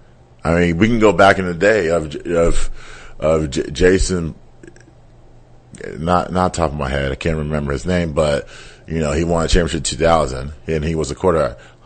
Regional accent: Austin, Texas, United States; I bleed half Texas because I was born in Austin

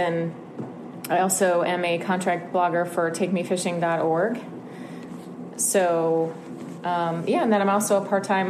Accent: Estero, Florida, United States; I'm from Estero, Florida.

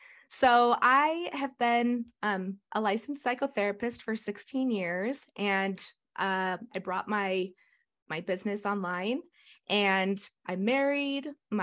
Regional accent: Cottonwood Heights, Utah, United States; I grew up in Cottonwood Heights, Utah. And that's where I live now. We're in Cottonwood Heights.

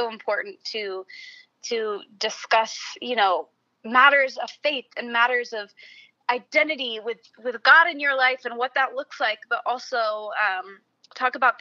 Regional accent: Nashville, Tennessee, United States; also born or lived in Franklin, Tennessee; born and raised in Nashville.

